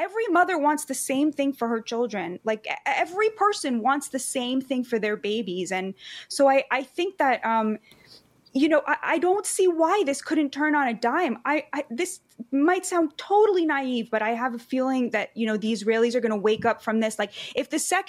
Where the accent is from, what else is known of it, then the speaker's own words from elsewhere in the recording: United States; I'm American